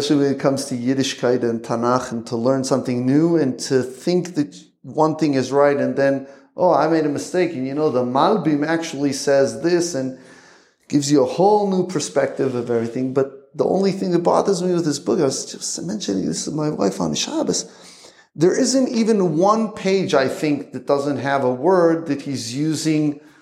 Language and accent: English; Jerusalem, Jerusalem District, Israel; also born or lived in Johnstown, Pennsylvania, United States; I grew up in Yerushalayim